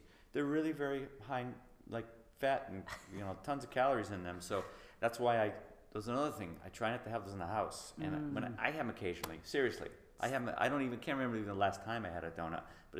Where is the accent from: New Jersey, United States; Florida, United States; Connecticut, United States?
Connecticut, United States; New Britain; also born or lived in Southington, Connecticut; I grew up in New Britain, Connecticut.